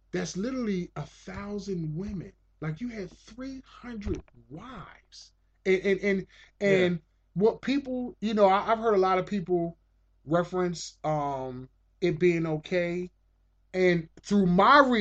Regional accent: United States; I'm American

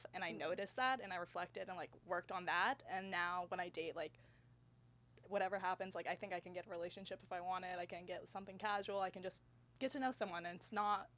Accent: Phoenix, Arizona, United States; moved away as an adult; also born or lived in Tucson / Washington DC; now in Austin, United States; I'm from Phoenix originally

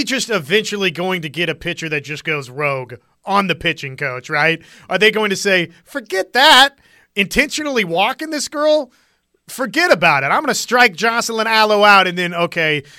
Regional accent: Wichita, Kansas, United States; growing up in Wichita, you didn't really have NBA

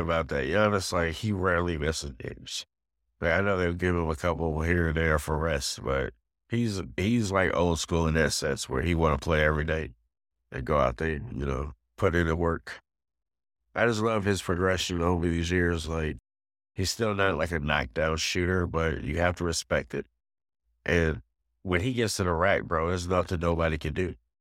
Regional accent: New York, United States; being a New Yorker

